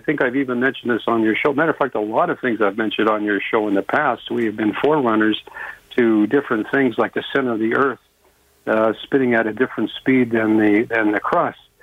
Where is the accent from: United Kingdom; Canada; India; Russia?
Canada; I'm a Canadian. I'm not American